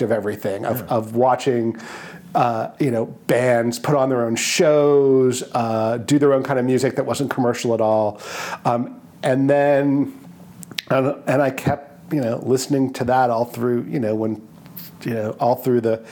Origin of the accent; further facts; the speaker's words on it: Boston, Massachusetts, United States; now in New Orleans, United States; I grew up in Boston, Massachusetts